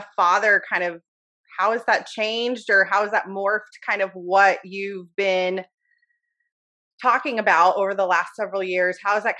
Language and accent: English; United States; born or raised there